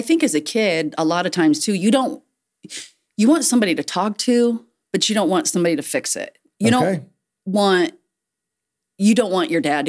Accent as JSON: {"language": "English", "town": "Huntington", "region": "Indiana", "country": "United States", "tie": "born or raised there", "said": "I grew up in Huntington. I was a, church bus kid."}